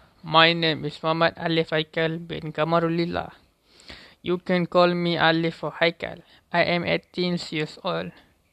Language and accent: English; Johor, Malaysia; English is a second language; now in Pahang, Malaysia; I was born on July 20 in Johor, but I currently live in Pahang.